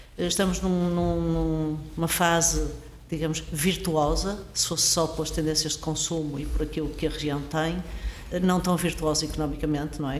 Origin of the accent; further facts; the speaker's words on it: Porto, Norte, Portugal; moved away as an adult; eu sou, sou do Porto, cresci no Porto, estudei no Porto